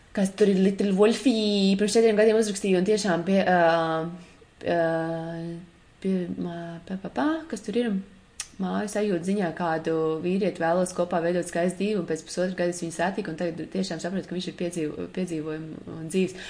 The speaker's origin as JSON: {"language": "Latvian", "country": "Latvia", "said": "mēs nākam no Latvijas foršās vidas"}